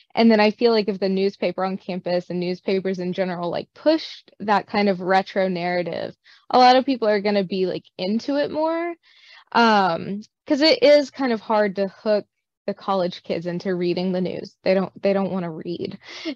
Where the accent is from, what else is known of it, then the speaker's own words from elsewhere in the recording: Northeast Arkansas, United States; also born or lived in Nashville, Tennessee; I grew up in Northeast Arkansas originally